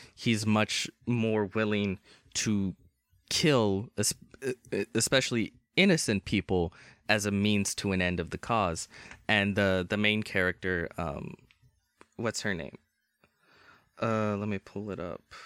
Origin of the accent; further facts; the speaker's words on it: United States; I'm American